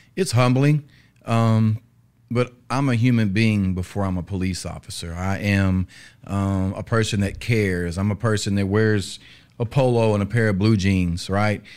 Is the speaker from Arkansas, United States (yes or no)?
yes; North Little Rock, Arkansas, United States; born and raised in North Little Rock, Arkansas